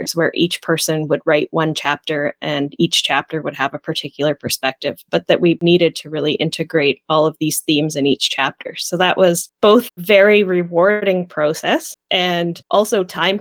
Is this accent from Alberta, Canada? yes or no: no; Saskatoon, Saskatchewan, Canada; also born or lived in Ontario; now in Regina, Canada; I grew up in Saskatoon in Treaty 6 territory.